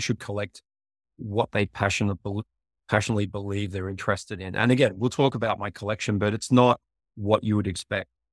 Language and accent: English; Australia; moved away as an adult; also born or lived in Africa / Asia; now in United States; I'm from a town of fifty people in Australia